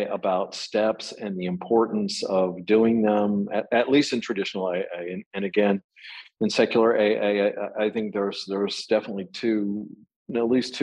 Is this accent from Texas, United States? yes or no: yes; Texas, United States; I was raised in Texas